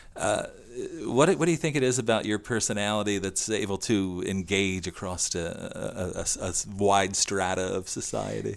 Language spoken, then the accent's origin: English; Salem County, New Jersey, United States; I'm from Salem County